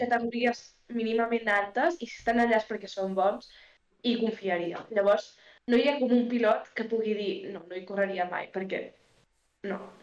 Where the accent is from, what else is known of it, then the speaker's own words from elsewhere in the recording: Alt Empordà, Catalonia, Spain; Soc de l'Empordà soc de l'Alt Empordà